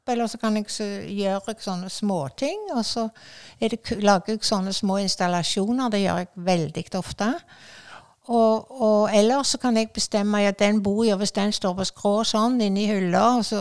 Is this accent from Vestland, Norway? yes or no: yes; Askvik, Vestland, Norway; Jeg vokste jo opp i Askvik, og med den frukthagen og dette så var det bare ene under etter det andre. Og vi hadde høner og ku